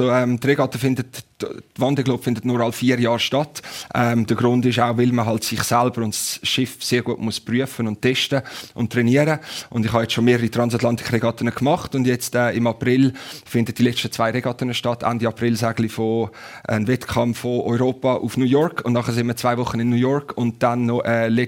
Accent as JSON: {"language": "German", "country": "Switzerland", "tie": "born or raised there", "said": "als Schweizer, der am Zürichsee aufgewachsen ist. Ich habe auf dem Zürichsee vor Rapperswil meine ersten Runden von einem Segelschiff gedreht, als ich fünf, fünfjährig war."}